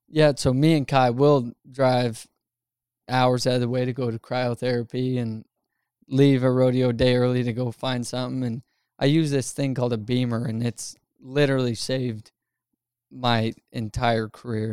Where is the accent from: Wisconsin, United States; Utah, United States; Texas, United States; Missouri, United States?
Utah, United States; I was growing up in Utah